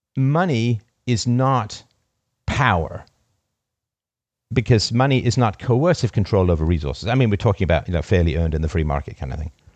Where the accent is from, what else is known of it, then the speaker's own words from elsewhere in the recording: United Kingdom; as a British raised person